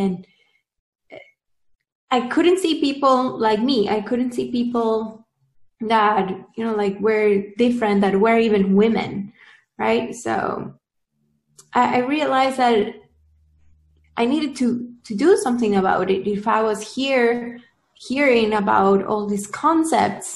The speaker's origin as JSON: {"language": "English", "country": "Peru", "moved": "yes", "lives_now": "Silicon Valley, United States", "said": "I'm originally from Peru"}